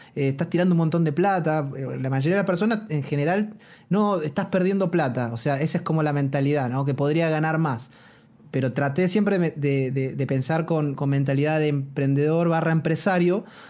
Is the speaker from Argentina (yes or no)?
yes; Argentina; moved away as an adult; now in Chile; yo, un, un, un, argentino que vino sin nada